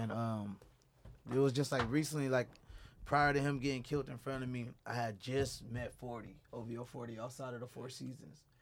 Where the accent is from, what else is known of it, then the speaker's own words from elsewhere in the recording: San Diego, California, United States; also born or lived in Dallas / Bay Area; growing up in the Southeast, you know, with your grandmas